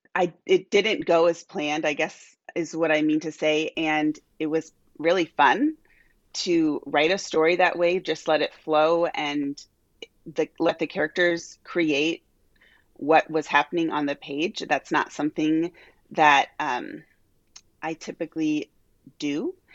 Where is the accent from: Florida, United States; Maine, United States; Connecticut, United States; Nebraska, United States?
Nebraska, United States; Omaha; moved away as an adult; also born or lived in Albuquerque, New Mexico; now in Omaha, United States; I grew up here in Omaha, uh, all the way through college